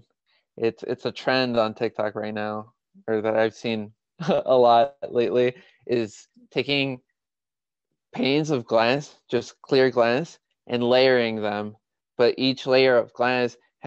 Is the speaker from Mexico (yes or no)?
yes; Mexico; moved away; my growing up in Mexico